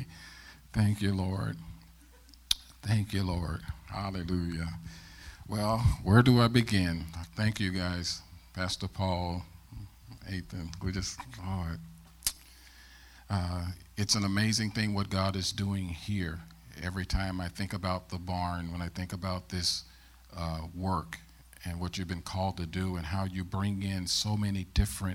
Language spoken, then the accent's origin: English; St. Louis, Missouri, United States; also born or lived in Ferguson, Missouri; I'm born and raised in St. Louis, Missouri